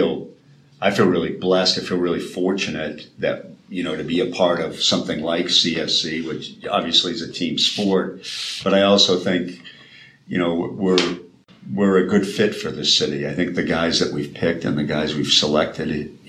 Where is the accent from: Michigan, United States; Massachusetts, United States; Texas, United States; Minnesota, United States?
Massachusetts, United States; Boston; I grew up in Boston, just outside the city.